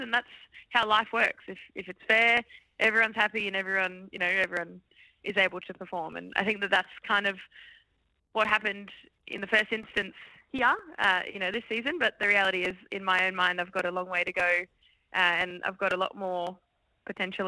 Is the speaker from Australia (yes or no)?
yes; Brisbane, Queensland, Australia; growing up in Brisbane